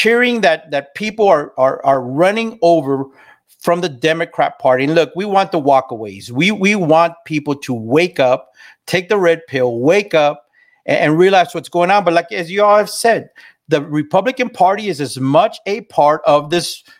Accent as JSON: {"language": "English", "region": "South Texas", "country": "United States", "tie": "born or raised there", "said": "I grew up in South Texas. I grew up as a freaking Texan"}